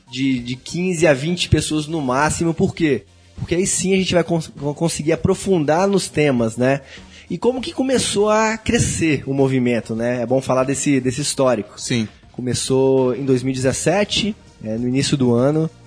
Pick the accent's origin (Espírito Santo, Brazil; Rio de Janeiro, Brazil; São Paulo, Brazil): Espírito Santo, Brazil; Vila Velha; Mas eu sou de Vila Velha, Espírito Santo e o Ricardo também, né?